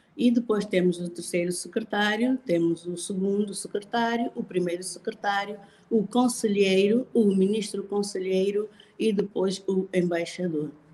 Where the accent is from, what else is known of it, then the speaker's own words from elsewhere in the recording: Angola; sou angolana, sou de raiz